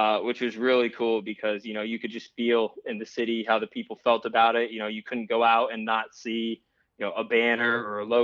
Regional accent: Trumbull, Connecticut, United States; now in Charlotte, United States; I'm originally from Trumbull, Connecticut, the 203. I currently live in Charlotte, North Carolina

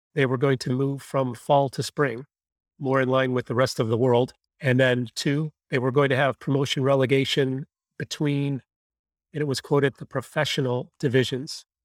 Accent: Buffalo, New York, United States; I grew up in Buffalo

